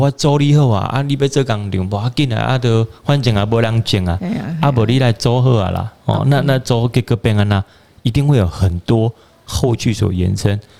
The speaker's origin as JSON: {"language": "Chinese", "region": "Pingtung County", "country": "Taiwan", "said": "就是说，我是屏东人，拍摄我得可能被讲完屏东的酸呀了，嗯，对吧？"}